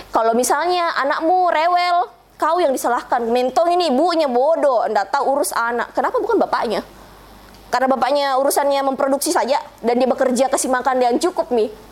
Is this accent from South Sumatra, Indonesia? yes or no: no; Bugis, South Sulawesi, Indonesia; saya orang Bugis